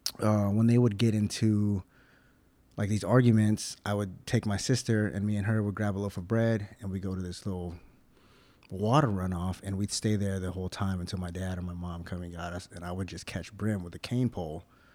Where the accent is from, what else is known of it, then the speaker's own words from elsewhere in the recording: Melbourne, Florida, United States; also born or lived in Philippines; I was born in the Philippines. My dad was in the military. Shortly after that, my dad moved to Melbourne, Florida, which he was stationed at Patrick Air Force Base.